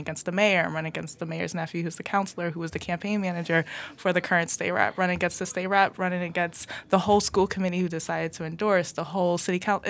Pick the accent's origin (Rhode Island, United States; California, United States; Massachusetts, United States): Massachusetts, United States; Everett; even though I grew up in Everett, it's my hometown